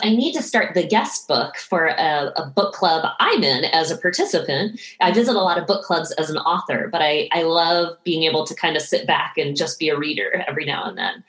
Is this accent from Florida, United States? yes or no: no; right outside of Boston, Massachusetts, United States; I grew up right outside of Boston